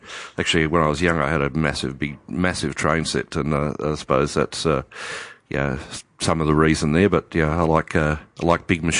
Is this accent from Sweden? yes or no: no; Newcastle, New South Wales, Australia; I come from Newcastle in Hunter Valley, and we used to go up to the vineyards all the time with my parents.